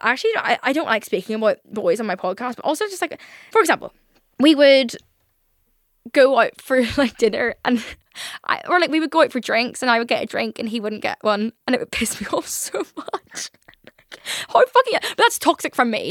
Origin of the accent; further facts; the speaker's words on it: Northern Ireland, United Kingdom; I'm obviously from Northern Ireland.